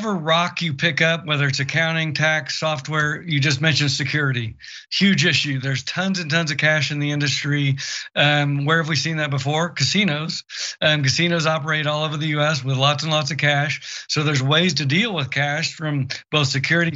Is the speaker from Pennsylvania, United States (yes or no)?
no; Oklahoma, United States; very red states like my home state of Oklahoma